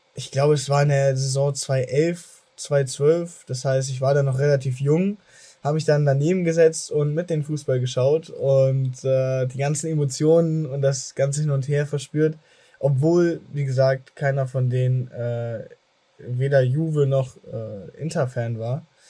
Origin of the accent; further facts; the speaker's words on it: Germany; ich selber wurde aber in Deutschland geboren habe aber durch dieses Aufwachsen mit einer italienischen Familie auch also eine starke Verbindung zum italienischen